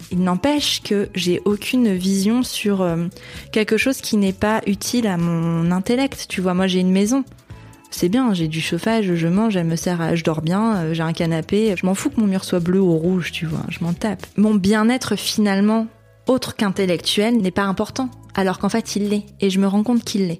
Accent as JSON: {"language": "French", "region": "Hauts-de-France", "country": "France", "also_born_or_lived": "Canada", "lives_now": "Lille, France", "said": "Je viens de la Vénois donc qui est dans une petite bourgade du nord. Ça reste dans les Hauts-de-France, hein, ça reste dans le nord"}